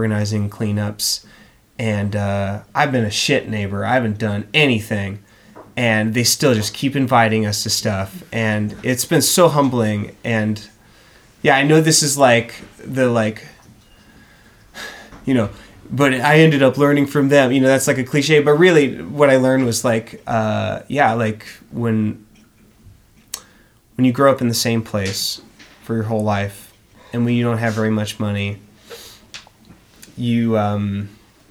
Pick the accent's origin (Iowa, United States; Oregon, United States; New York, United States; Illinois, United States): Oregon, United States; moved away as an adult; now in Philadelphia, United States; our experience growing up in Oregon. Me in the suburbs